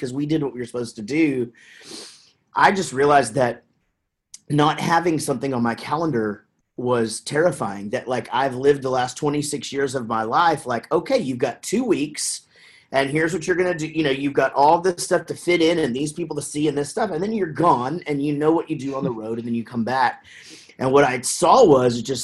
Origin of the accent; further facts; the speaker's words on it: Wichita Falls, Texas, United States; also born or lived in Denton, Texas; now in Prosper, United States; we grew up in Wichita Falls, Texas, which is just north of here